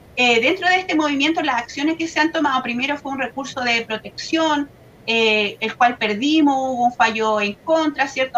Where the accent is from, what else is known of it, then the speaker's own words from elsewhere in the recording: Laja, Biobío, Chile; yo vengo de la comuna de Lasca, que es una zona de sacrificio quizás no muy nombrada, pero realmente yo creí, crecí eh, junto ¿cierto? a esta gran empresa que está en nuestra localidad